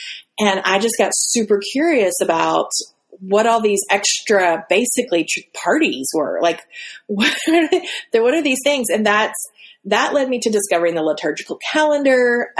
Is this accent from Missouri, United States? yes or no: no; Alaska, United States; So the church I grew up in Alaska, it was kind of a melting pot